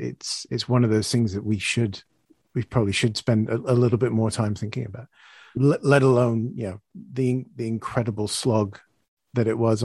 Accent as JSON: {"language": "English", "country": "Canada", "said": "As a Canadian"}